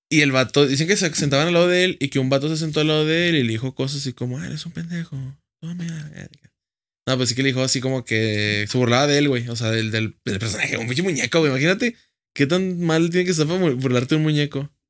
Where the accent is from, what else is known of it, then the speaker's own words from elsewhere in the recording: Gómez Palacio, Durango, Mexico; Yo soy de Gómez.